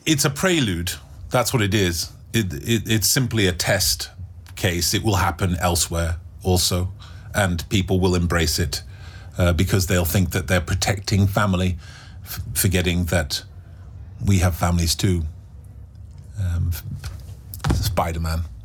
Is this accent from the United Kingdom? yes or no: yes; England, United Kingdom; In England, do you know what our national dish is? Indian food.